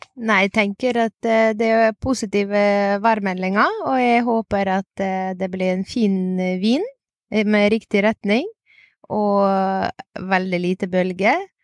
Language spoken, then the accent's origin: Norwegian; Ukraine; now in Norway; Jeg er opprinnelig fra Ukraina.